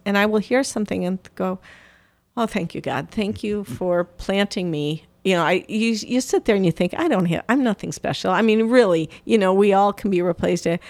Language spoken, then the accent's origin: English; Downers Grove, Illinois, United States; moved away; I'm originally from Downers Grove, Illinois